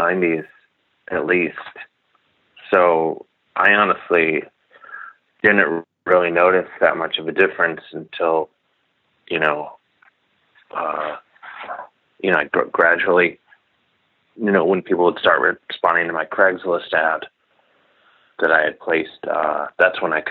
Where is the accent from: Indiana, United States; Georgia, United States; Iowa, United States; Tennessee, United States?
Indiana, United States; Gary; I'm from Indiana